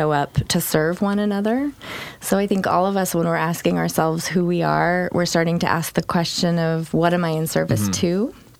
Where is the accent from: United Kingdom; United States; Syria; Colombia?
United States; Santa Fe, New Mexico; also born or lived in Vancouver, Canada; now in Portland, United States; I was raised in Santa Fe, New Mexico.